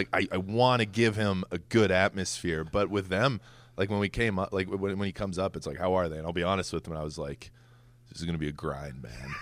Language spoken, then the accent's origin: English; Edmonton, Alberta, Canada; moved away as an adult; also born or lived in Twin Cities, Minnesota; now in New York City, United States; I was born in Edmonton, but I, I lived back and forth between Edmonton and the Twin Cities in Minnesota